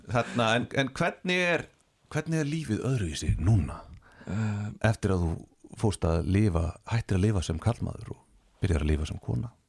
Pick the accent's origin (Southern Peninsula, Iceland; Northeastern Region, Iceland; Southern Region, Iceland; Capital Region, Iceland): Capital Region, Iceland; Garðabær; Ég er úr Garðabæ